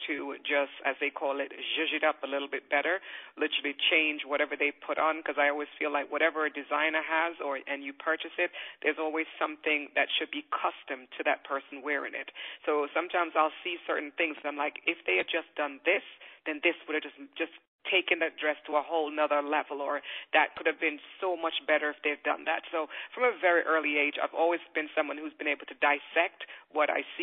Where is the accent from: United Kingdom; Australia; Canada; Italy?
United Kingdom; England; born or raised there; also born or lived in Kingston, Jamaica